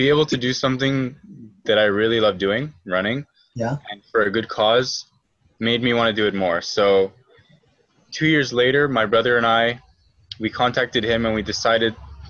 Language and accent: English; Montreal, Quebec, Canada; Well, I'm born and raised in Montreal.